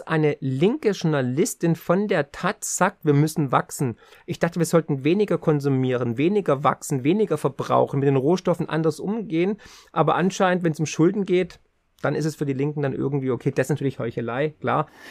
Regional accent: Swabia, Germany; für mich als Schwabe

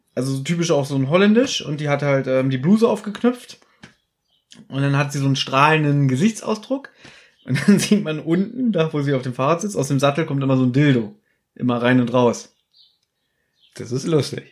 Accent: Berlin, Germany; Ich bin in Berlin geboren und äh, bin hier allein in dieser großen Stadt

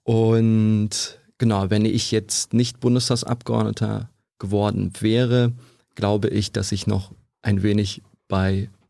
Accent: Krefeld, North Rhine-Westphalia, Germany; moved away; wir kommen beide aus NRW ursprünglich. Ich komme aus Krefeld

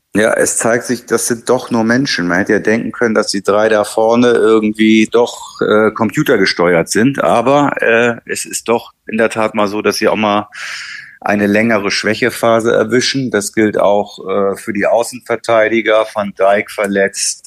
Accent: Hamburg, Germany; als Hamburger

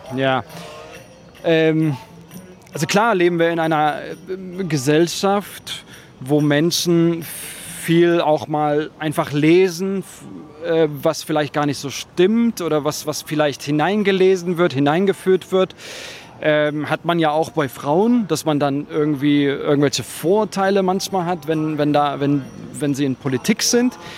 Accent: Berlin, Germany; zwei starke Personen, die die ja aus diesem Bezirk kommen

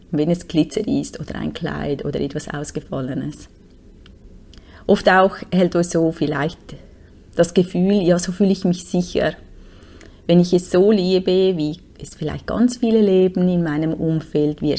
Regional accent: Switzerland; Und wir konnten uns nichts machen, uns einfach nur auf einem App registrieren als Schweizer.

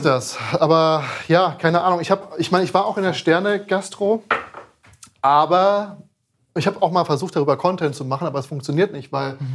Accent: Frankfurt, Hesse, Germany; now in Berlin, Germany; ich bin ja eigentlich aus Frankfurt

